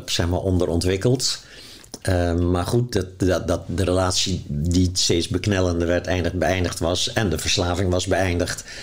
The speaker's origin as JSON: {"language": "Dutch", "region": "Zeeland", "country": "Netherlands", "moved": "yes", "lives_now": "Amsterdam, Netherlands", "said": "Dus ik ben toen ook uit Zeeuws-Vlaanderen weggegaan en in Amsterdam gaan wonen."}